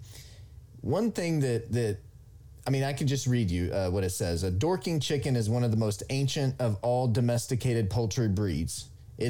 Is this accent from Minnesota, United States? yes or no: no; Oklahoma, United States; I'm from Oklahoma, which is in the middle of the country